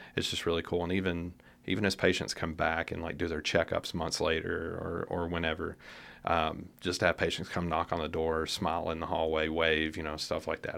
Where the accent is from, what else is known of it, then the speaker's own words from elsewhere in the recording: Nashville, Tennessee, United States; moved away as an adult; now in Lexington, United States; originally from the Nashville area